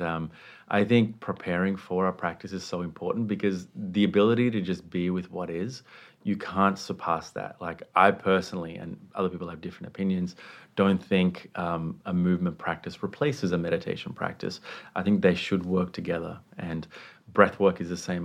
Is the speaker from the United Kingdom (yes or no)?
no; Sri Lanka; I was raised in the Buddhist context, um, at home in, in Sri Lanka, which is where I was born